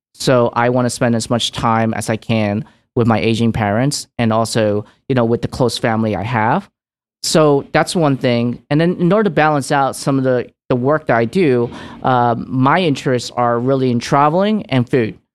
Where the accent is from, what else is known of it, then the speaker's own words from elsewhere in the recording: New York City, New York, United States; also born or lived in Hong Kong; I immigrated to New York City, downtown, um, in Little Italy, and where I was raised